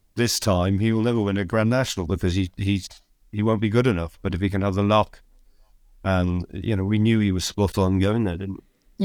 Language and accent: English; Cheltenham, South West England, United Kingdom; moved away as an adult; now in Scotland, United Kingdom